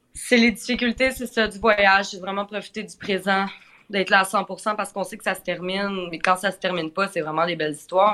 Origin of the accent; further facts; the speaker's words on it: Quebec, Canada; accent: Québécois; J'ai l'accent québécois assez prononcé aussi